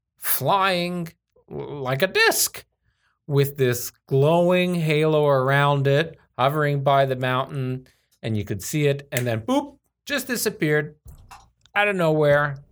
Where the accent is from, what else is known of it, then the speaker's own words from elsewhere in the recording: Las Vegas, Nevada, United States; moved away; a kid growing up in Vegas, I, uh, we lived at that time in, so we lived in Summerlin